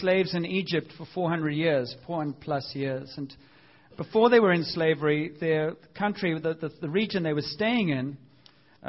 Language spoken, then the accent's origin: English; South Africa; growing up in South Africa